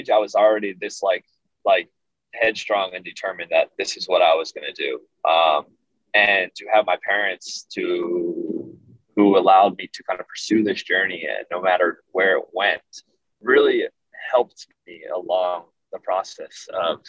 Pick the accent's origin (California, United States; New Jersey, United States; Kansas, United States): New Jersey, United States; Woodbury; my hometown of Woodbury